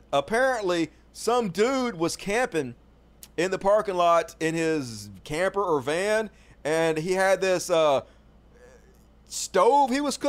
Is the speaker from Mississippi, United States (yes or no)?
yes; Mississippi, United States; my home state of Mississippi